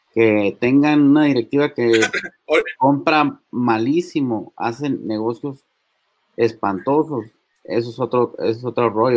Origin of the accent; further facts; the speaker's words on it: Mexico; nosotros como mexicanos